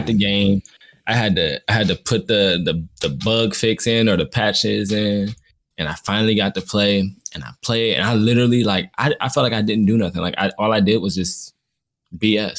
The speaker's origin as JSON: {"language": "English", "region": "the North", "country": "United States", "moved": "yes", "said": "How do you know I'm from the North"}